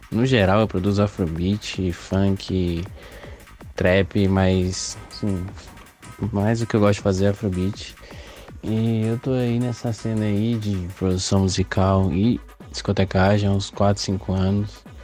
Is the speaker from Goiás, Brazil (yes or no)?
yes; Águas Lindas de Goiás, Goiás, Brazil; E eu, como venho de Águas Lindas de Goiás, morada da Serra, que é mais específico